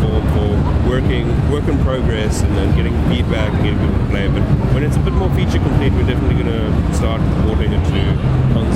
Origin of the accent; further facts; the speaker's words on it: South Africa; I'm from South Africa, and I've only been in the States like on very few occasions.